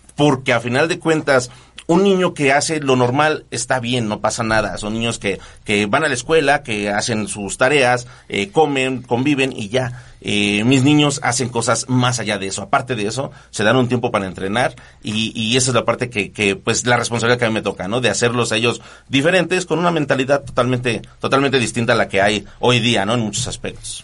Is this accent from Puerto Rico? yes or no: no; Nezahualcóyotl, State of Mexico, Mexico; somos de Nesa, Ciudad Nesa